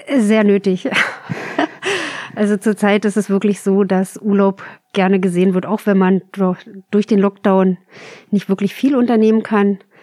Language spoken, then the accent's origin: German; countryside southeast of Berlin, near the Spreewald, Brandenburg, Germany; moved away as an adult; now in Berlin, Germany; so richtig schön vom Lande Richtung südöstlich von Berlin. Also kurz vorm Spreewald.